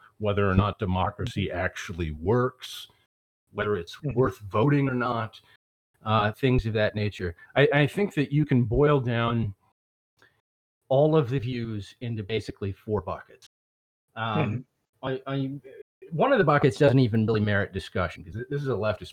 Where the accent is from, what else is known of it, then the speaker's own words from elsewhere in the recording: the South, United States; I'm from the South and I'm surrounded by deplorables down here.